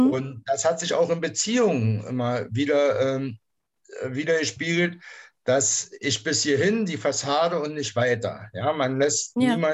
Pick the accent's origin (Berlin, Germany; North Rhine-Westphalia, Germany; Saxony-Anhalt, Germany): Berlin, Germany; born there; moved away as an adult; now in Kassel, Germany; wohne in der Nähe von Kassel, hm. äh, bin geboren in Berlin, in der Charité, bin 1986 äh, in den Westen abgeschoben worden, lebe seitdem hier